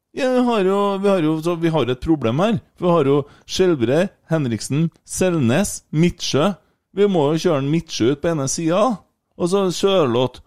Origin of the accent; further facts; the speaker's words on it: Trøndelag, Norway; Vi er jo trøndere